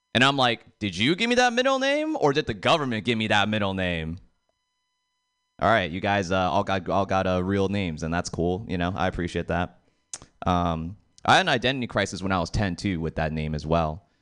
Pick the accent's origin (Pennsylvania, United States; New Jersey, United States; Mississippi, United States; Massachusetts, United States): Massachusetts, United States; Boston; moved away; I am from Boston, and uh, I think one of the craziest things about being Asian in Boston is that a lot of people sometimes doubt you're actually from there. Like my family's been living in Boston for 30 years